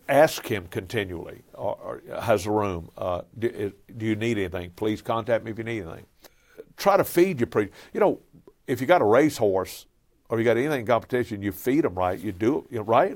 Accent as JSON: {"language": "English", "area": "Cajun", "region": "Louisiana", "country": "United States", "said": "I'm a Cajun"}